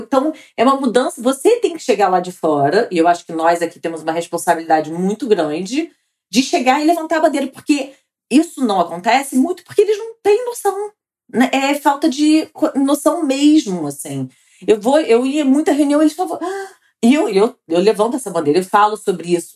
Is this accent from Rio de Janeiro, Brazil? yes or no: yes; Rio de Janeiro, Brazil; Sou carioca e mãe do Gabriel